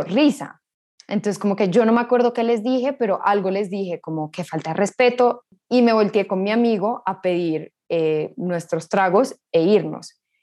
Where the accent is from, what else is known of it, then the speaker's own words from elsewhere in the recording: Colombia; somos colombianos.